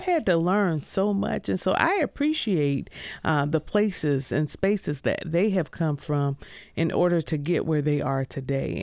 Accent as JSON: {"language": "English", "town": "Greenville", "region": "South Carolina", "country": "United States", "tie": "born or raised there", "said": "I am originally from Greenville, South Carolina. Grew up there"}